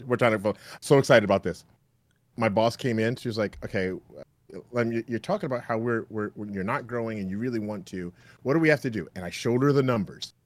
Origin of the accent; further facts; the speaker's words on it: Canada; I'm Canadian